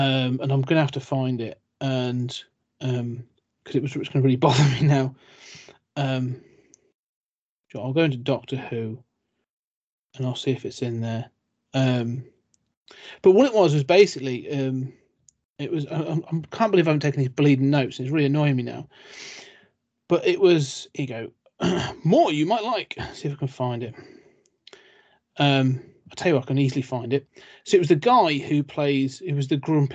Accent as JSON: {"language": "English", "country": "United Kingdom", "said": "I'm British"}